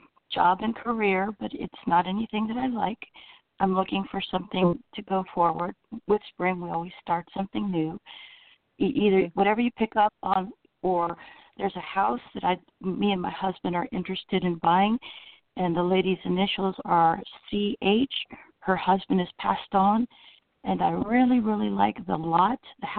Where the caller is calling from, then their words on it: Orlando, Florida, United States; I'm calling from Florida.